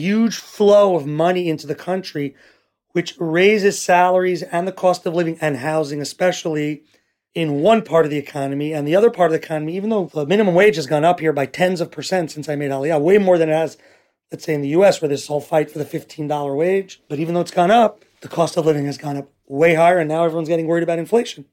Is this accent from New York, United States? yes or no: yes; New York City, New York, United States; moved away as an adult; also born or lived in Teaneck, New Jersey / Riverdale, New York; now in Ra'anana, Israel; I grew up in Washington Heights, New York, till the age of fifteen